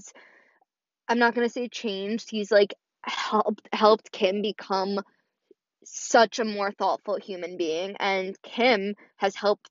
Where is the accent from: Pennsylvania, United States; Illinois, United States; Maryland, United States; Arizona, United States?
Illinois, United States; Chicago; I was born in Chicago, and, you know, I definitely have Chicago roots